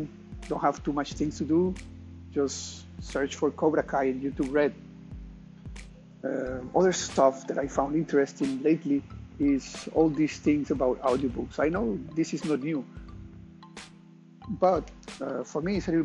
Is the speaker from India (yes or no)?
no; Costa Rica; moved away; I'm from Costa Rica